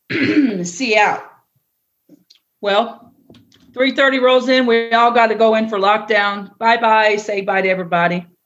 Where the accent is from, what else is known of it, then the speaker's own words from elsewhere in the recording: East Coast, United States; And I've seen a hurricane because I'm from the East Coast, but never have I seen a tornado.